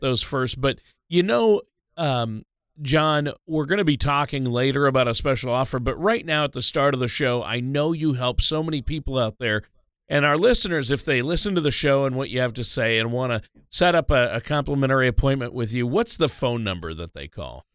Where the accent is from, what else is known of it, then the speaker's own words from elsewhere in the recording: Minnesota, United States; moved away; was born and raised in Minnesota